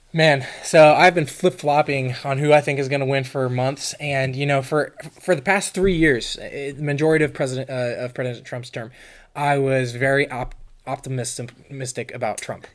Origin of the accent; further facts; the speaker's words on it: California, United States; moved away as an adult; also born or lived in Florida; now in Pennsylvania, United States; I grew up in California all you know 18 years of my life in high school